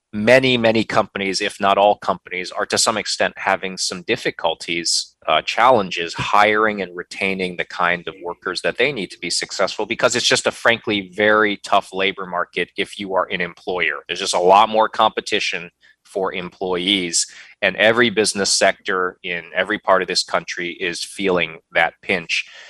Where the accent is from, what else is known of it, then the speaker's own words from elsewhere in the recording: Ohio, United States; moved away as an adult; now in North Carolina, United States; Midwestern winters like I knew growing up in Ohio